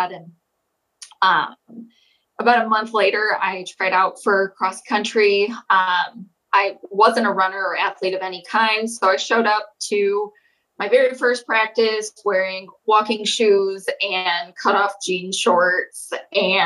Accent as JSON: {"language": "English", "town": "Holland", "region": "Michigan", "country": "United States", "tie": "born or raised there", "said": "I grew up in Holland, Michigan, right on Lake Michigan"}